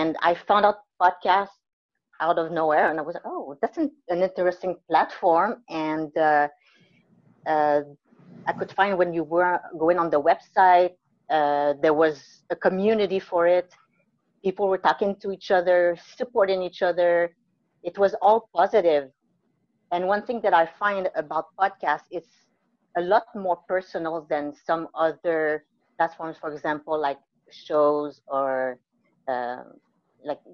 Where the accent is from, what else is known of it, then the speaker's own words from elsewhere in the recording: Mont-Saint-Grégoire, Quebec, Canada; moved away as an adult; also born or lived in Guatemala / New Brunswick / British Columbia / Vancouver Island; I was born in Guatemala. I was adopted when I was maybe 2 months old, I think, by a great couple near Montreal. It's called Mont Saint-Grégoire. It's beautiful. And I grew up there, lived there all my life.